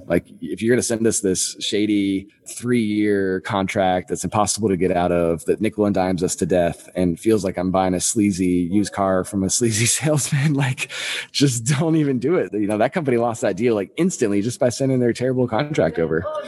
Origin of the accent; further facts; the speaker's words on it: Napa, California, United States; moved away as an adult; also born or lived in San Francisco; now in Milwaukee, United States; I grew up in near Napa.